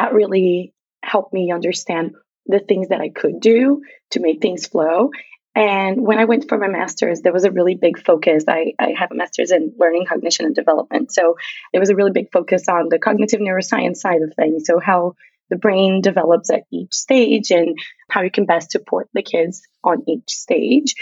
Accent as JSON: {"language": "English", "area": "a very small town in the south of Brazil", "region": "South Region", "country": "Brazil", "tie": "born or raised there", "second_language": "English", "moved": "yes", "said": "I grew up in Brazil, if you can hear an accent and or if I forget any words, that's where it's coming from. I grew up in Brazil. And so I'm from a very, very small town on the south of Brazil"}